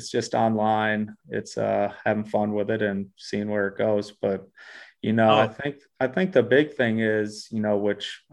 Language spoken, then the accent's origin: English; Black River Falls, Wisconsin, United States; moved away as an adult; also born or lived in Eau Claire, Wisconsin / Milwaukee, Wisconsin / Australia; now in Minneapolis, United States; the saucepan is the actual basketball court in my hometown